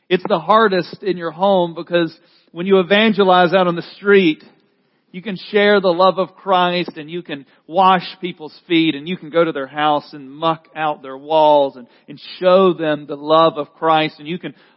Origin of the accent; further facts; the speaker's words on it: the South, United States; I grew up in the South